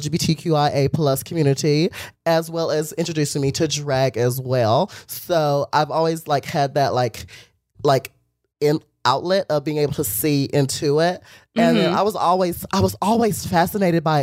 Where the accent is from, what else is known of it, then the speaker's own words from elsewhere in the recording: Ramseur, North Carolina, United States; now in Los Angeles, United States; I am from North Carolina. Ramsur.